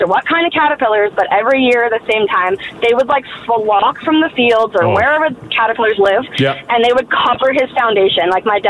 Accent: East Coast, Atlantic Canada, Canada; moved away; I'm from the East Coast.

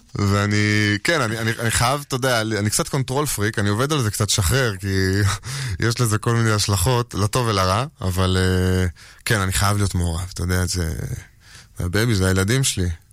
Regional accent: She'ar Yashuv, Northern District, Israel; also born or lived in Tel Aviv; גדלתי כל הזמן בשאר יישוב

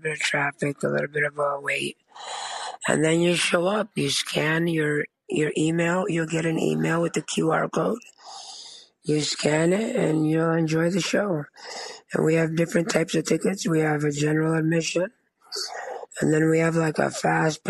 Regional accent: Chicago, Illinois, United States; I grew up in Chicago, born and raised

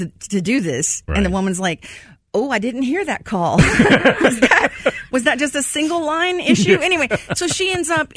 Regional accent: Texas, United States; born and raised in Texas

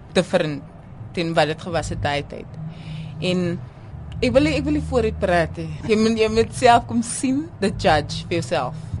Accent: George, Western Cape, South Africa; moved away; ek is oorspronklik van George

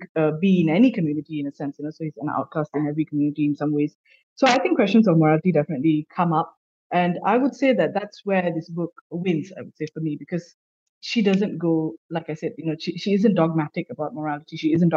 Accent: Malaysia; I'm also a Malaysian

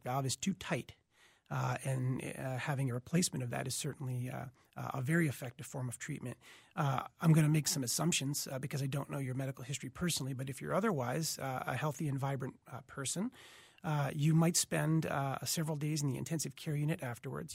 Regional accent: Boston, Massachusetts, United States; moved away as an adult; also born or lived in Michigan; now in Minneapolis, United States; originally from Boston, Massachusetts

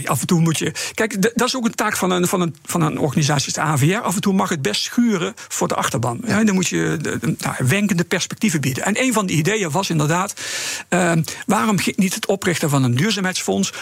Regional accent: Netherlands; als Nederlanders

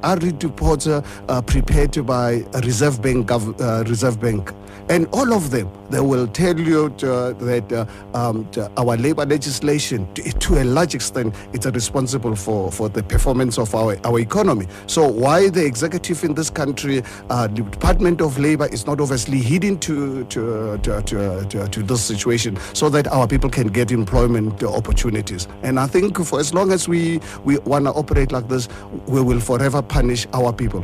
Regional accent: South Africa; as a South African

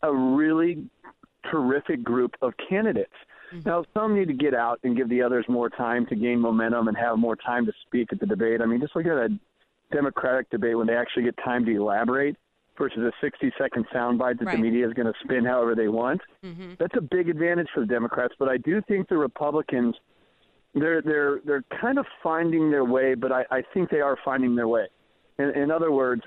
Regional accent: Missouri, United States; moved away; I'm originally from Missouri

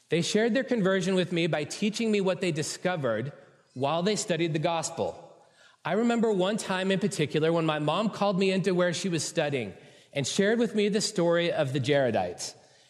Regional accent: San Francisco Bay Area, California, United States; born or raised there

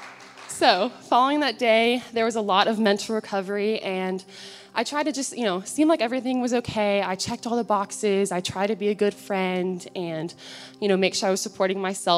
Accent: Alpharetta, Georgia, United States; I grew up in Alpharetta, Georgia, with my three siblings and both of my parents.

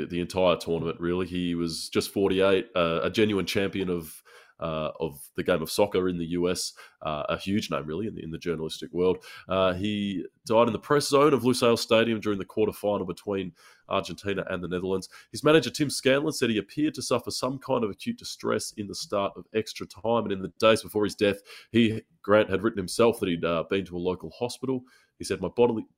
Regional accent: Australia; I'm not Canadian, I'm Australian

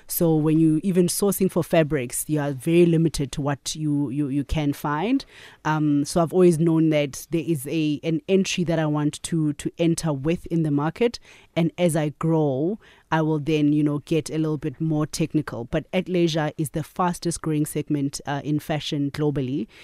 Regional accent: Katlehong, Gauteng, South Africa; also born or lived in KwaZulu-Natal; I grew up in Katlehong, so I'm a, I'm a Joburg girl

